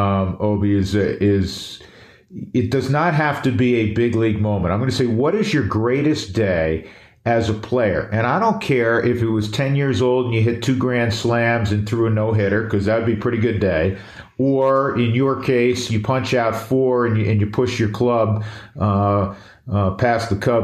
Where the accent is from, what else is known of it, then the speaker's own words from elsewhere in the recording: Northeast, United States; we're both from the Northeast.